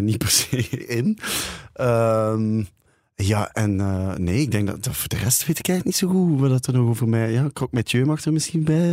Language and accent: Dutch; Ghent, Flanders, Belgium; omdat ik van Gent ben